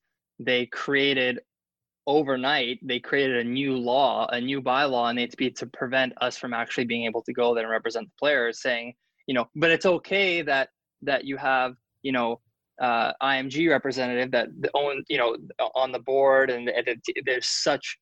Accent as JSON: {"language": "English", "country": "Canada", "said": "as a Canadian"}